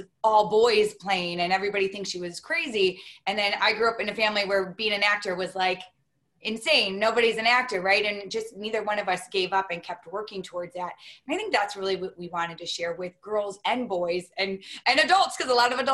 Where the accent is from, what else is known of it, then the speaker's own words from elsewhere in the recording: Detroit, Michigan, United States; I grew up in Detroit